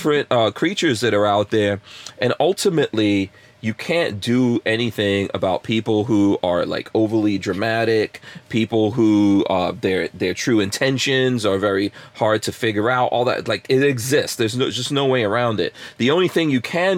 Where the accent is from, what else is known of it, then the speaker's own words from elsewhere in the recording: Guyana; moved away; I'm from Guyana.